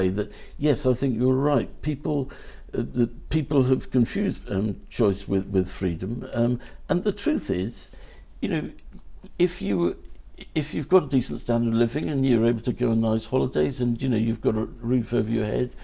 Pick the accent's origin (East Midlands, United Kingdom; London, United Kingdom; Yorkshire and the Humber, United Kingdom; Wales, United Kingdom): Wales, United Kingdom; South; moved away; I'm from South Wales originally